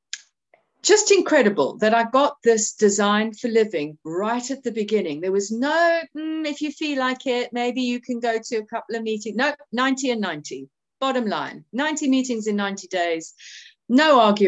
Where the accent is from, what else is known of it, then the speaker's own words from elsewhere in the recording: Cape Town, Western Cape, South Africa; moved away as an adult; now in United Kingdom; I was born in Cape Town, I was born in South Africa, I grew up in South Africa, but I came to England at 21